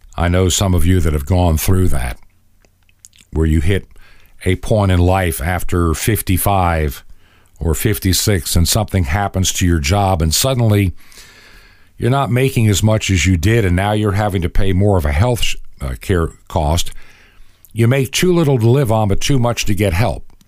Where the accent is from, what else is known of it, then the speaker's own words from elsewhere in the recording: Long Island, New York, United States; also born or lived in Brooklyn, New York City; I was born actually technically in New York City in Brooklyn. But all of my growing up memories begin in a little town in Long Island